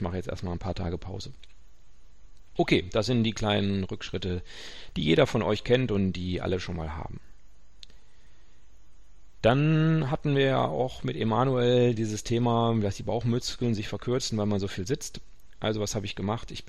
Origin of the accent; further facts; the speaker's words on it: North Rhine-Westphalia, Germany; Karnevalswochenende, ich bin Westfale, äh, alle anderen feiern und ich mache einen Barfußkurs.